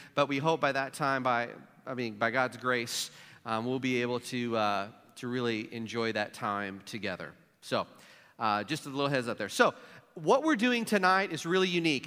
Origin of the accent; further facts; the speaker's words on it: Jackson, Missouri, United States; moved away; my hometown of Jackson, Missouri